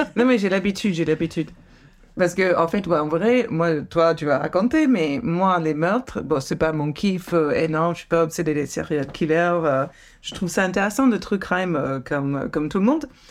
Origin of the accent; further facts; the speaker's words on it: Santa Cruz, California, United States; French is a second language; moved away; ma ville natale de Santa Cruz, Californie